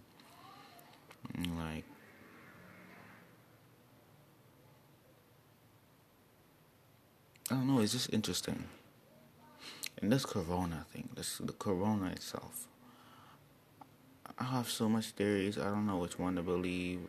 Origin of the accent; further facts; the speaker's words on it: Trinidad & Tobago; moved away; where I'm from Trinidad and Tobago.